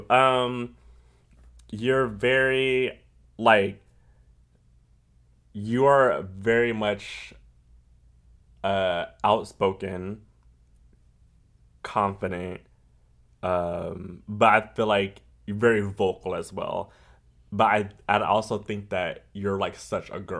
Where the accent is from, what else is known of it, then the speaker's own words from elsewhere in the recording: California, United States; I'm from California, so that's what we did.